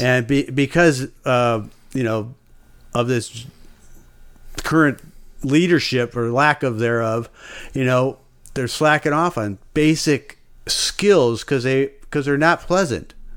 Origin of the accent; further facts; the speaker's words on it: United States; as an American